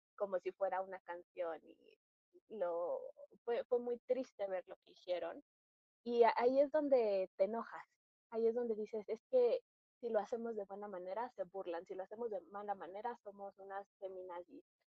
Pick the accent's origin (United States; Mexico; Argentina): Mexico; como mexicanas nos compete mucho